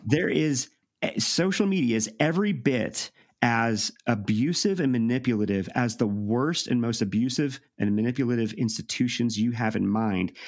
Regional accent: St. Louis, Missouri, United States; I'm from Saint Louis.

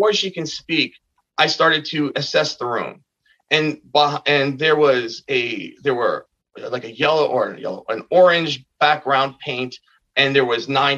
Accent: Bayonne, New Jersey, United States; my hometown of Bayonne, New Jersey

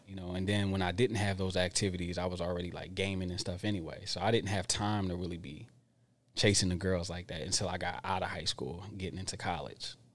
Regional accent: Darby, Pennsylvania, United States; now in Santa Rosa, United States; I would say, um, Darby, Pennsylvania

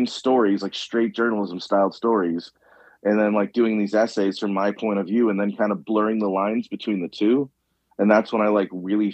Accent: Chicago, Illinois, United States; I'm from the South Side of Chicago.

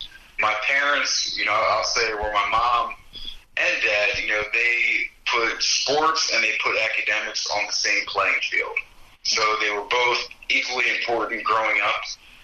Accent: New Jersey, United States; And when I say I'm from Jersey, the first thing everybody says is, just like Jersey Shore.

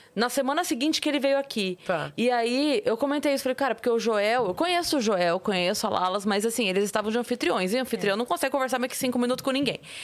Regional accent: Sorocaba, São Paulo, Brazil; eu vim da periferia de Sorocaba.

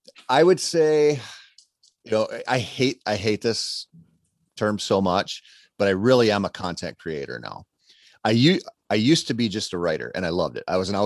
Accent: Minnesota, United States; I grew up in Minnesota.

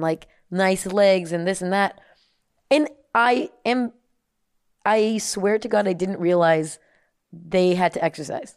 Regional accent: United States; also born or lived in Germany; just an American, with an American passport

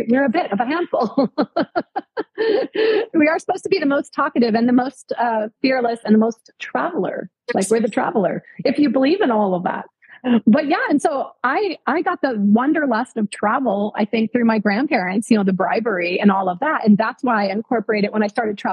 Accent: Everett, Washington, United States; So I grew up in Washington State. And I grew up in Everett

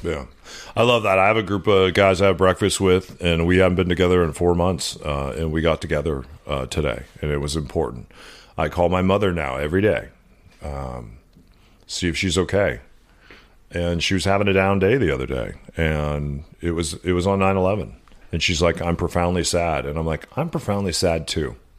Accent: Southwest, United States; We grew up around the Navajo Nation.

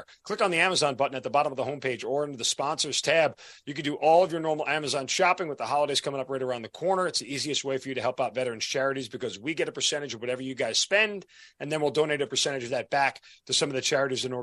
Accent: Long Island, New York, United States; I'm from Long Island.

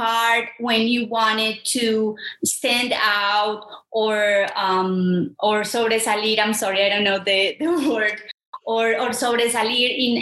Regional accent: Medellín, Antioquia, Colombia; English is a second language; also born or lived in Santuario, Antioquia; growing up in Medellin, in Antioquia, in Santuario

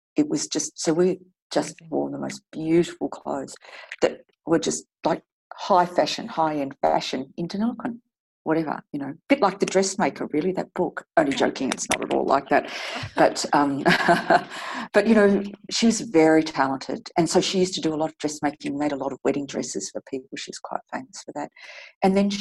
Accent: Deniliquin, New South Wales, Australia; I grew up in Deniliquin on a farm

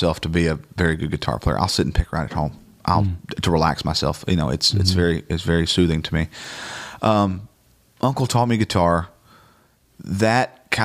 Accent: Georgia, United States; moved away; a guy named Scotty Lockridge, who was another drummer in my hometown.

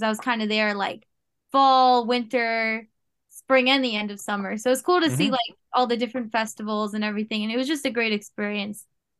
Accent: New York, United States; I never lived in Florida before. I'm from New York.

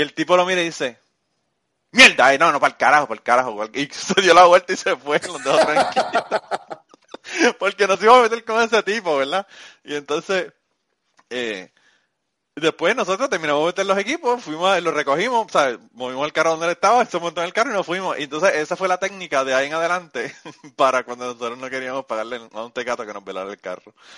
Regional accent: Puerto Rico; moved away; yo le digo que soy de Puerto Rico

